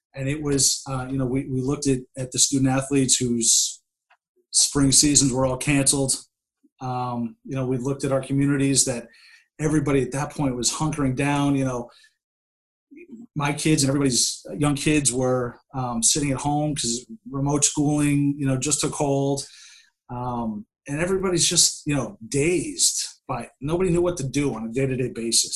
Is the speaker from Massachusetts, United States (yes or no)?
yes; Worcester, Massachusetts, United States; I'm from Worcester